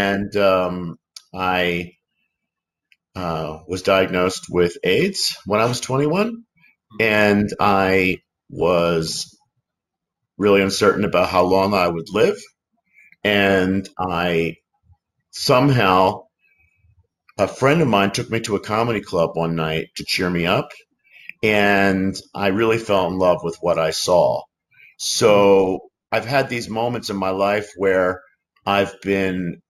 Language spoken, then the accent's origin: English; Philadelphia, Pennsylvania, United States; moved away as an adult; also born or lived in New York City; now in Los Angeles, United States; I grew up in Philadelphia, and then at 18, I went to New York City